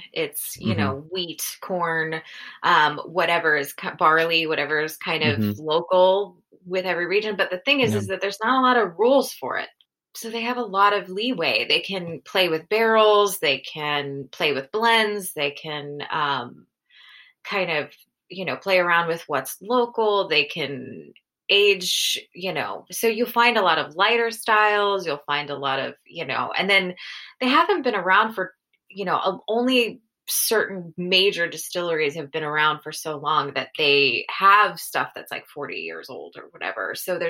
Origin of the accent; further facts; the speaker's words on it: New Jersey, United States; I grew up in New Jersey. So the rest of my family is about like 45 minutes away.